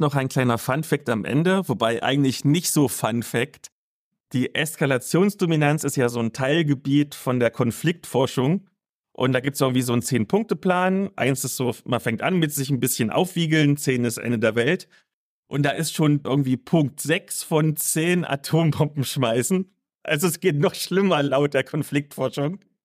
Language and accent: German; East Germany, Germany; aus meiner Kindheit sagen, bei uns im Osten auf dem Dorf